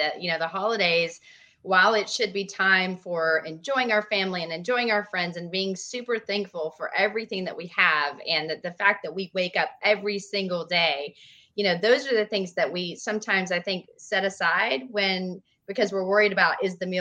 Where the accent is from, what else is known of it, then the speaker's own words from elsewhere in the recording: Nashville, Tennessee, United States; I'm from Nashville